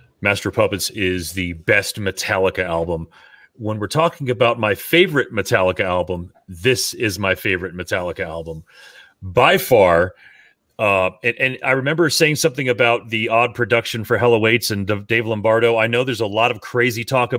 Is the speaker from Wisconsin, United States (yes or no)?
no; South Florida, United States; growing up in South Florida